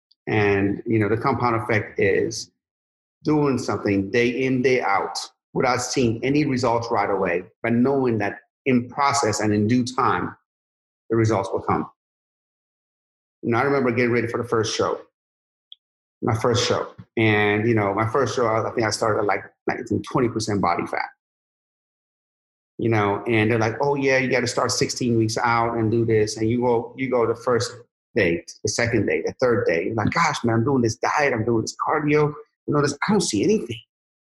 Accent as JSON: {"language": "English", "town": "Sharon", "region": "Pennsylvania", "country": "United States", "said": "I'm from Sharon, Pennsylvania, you know? So, you know, if you make $2,000 a month in Sharon, Pennsylvania, and to this day, you're doing amazing."}